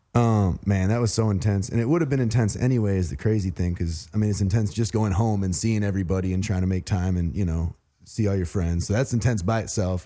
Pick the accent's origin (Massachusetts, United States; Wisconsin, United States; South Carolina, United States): Wisconsin, United States; also born or lived in Saint Louis, Missouri / West Coast; now in Atlanta, United States; I grew up in Wisconsin